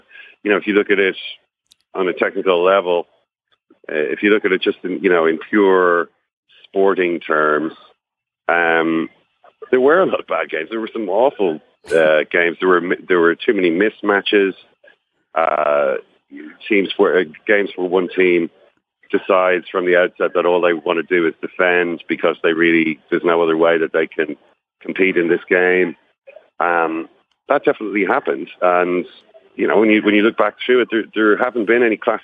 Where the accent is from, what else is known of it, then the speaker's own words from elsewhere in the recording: Ireland; I'm from Ireland